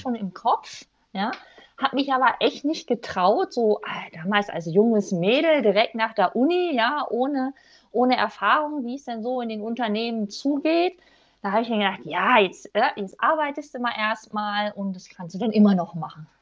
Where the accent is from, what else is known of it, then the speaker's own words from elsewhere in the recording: Germany; moved away; also born or lived in Rhine-Main-Neckar region; ganz ursprünglich komme ich aus dem Harz